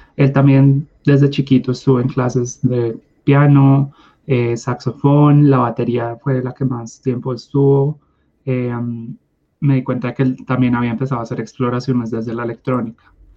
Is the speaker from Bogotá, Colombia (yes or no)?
yes; Bogotá, Colombia; nací en Bogotá